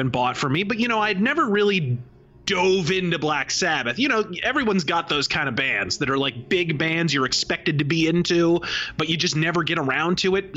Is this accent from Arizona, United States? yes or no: yes; Arizona, United States; the acerbic Arizonan